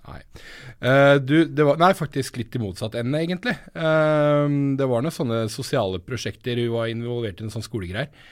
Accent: Telemark, Norway; vi er fra Telemark

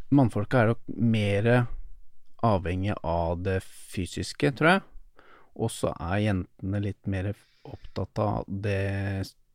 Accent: Drammen, Buskerud, Norway; jeg kommer fra Drammen

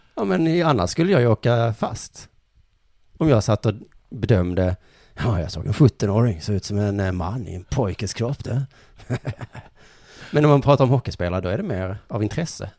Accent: Skåne, Sweden; vi skåningar

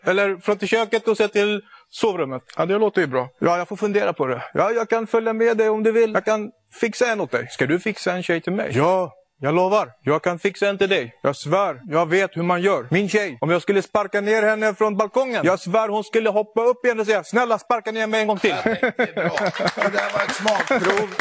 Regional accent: Syria; now in Sweden; Jag kommer ifrån Syrien, ett land i Mellanöstern

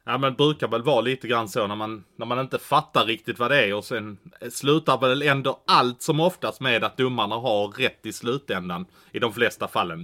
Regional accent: Malmö, Skåne, Sweden; det finns ju en sportchef här i min hemstad som jag jobbar väldigt nära och det är ju Patrik Sylvegård

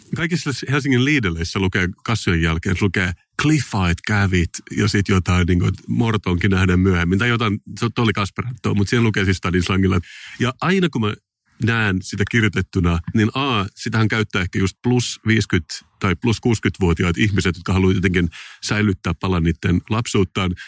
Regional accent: Finland; mä oon suomenruotsalainen

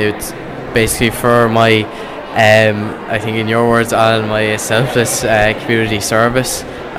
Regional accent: Enniscorthy, County Wexford, Ireland; So I'm from Enniscorthy

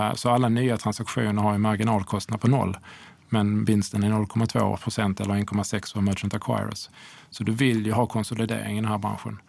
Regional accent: Sweden; som svensk privatperson

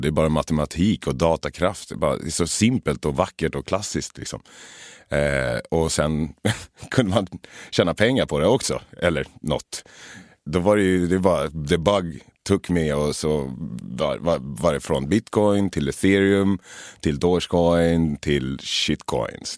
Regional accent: Sweden; moved away as an adult; also born or lived in Los Angeles, United States; Jag hade börjat trolla hemma i Sverige

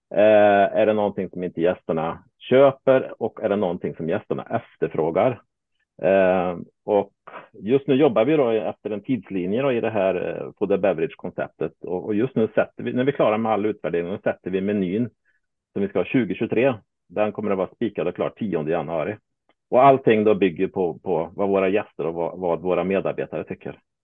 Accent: Småland, Sweden; now in Värmland, Sweden; som smålänning

